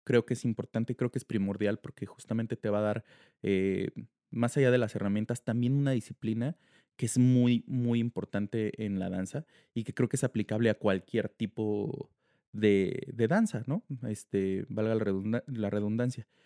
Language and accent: Spanish; Mexico; muchos varones en diferentes países ahorita que están entrenando y que los están apoyando muchísimo como mexicanos y como, como varones.